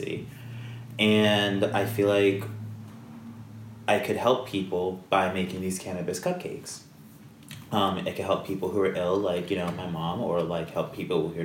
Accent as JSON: {"language": "English", "town": "Basking Ridge", "region": "New Jersey", "country": "United States", "tie": "born or raised there", "moved": "yes", "said": "the town I grew up in, Basking Ridge, was a very wealthy town"}